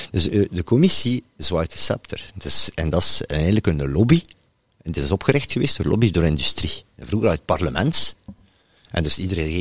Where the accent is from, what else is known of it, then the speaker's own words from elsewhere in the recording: Bredene, Flanders, Belgium; maar voor het kort te schetsen, ik kom uiteindelijk uit Bredene.